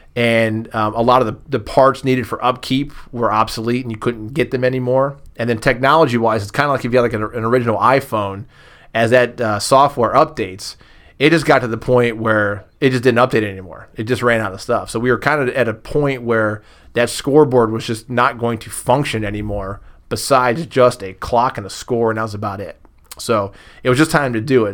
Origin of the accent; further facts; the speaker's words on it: Massillon, Ohio, United States; I grew up on the East Side